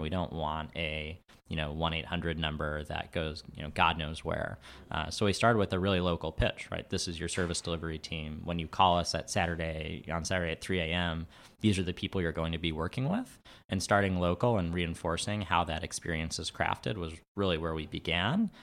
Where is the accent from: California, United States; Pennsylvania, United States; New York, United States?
New York, United States; New York City; I'm from New York. I'm from Queens.